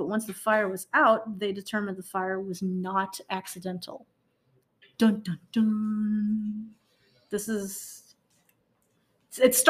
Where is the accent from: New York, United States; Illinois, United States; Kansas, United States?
Illinois, United States; Chicago; now in Indiana, United States; I'm also from Chicago